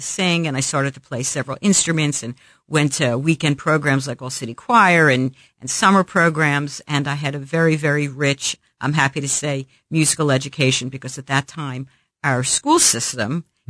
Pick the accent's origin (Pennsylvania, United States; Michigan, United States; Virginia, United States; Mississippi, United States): Pennsylvania, United States; Philadelphia; moved away as an adult; also born or lived in Manhattan, New York / Princeton, New Jersey / Louisville, Kentucky; now in Kansas City, United States; I was born and raised on the East Coast, grew up in Philadelphia.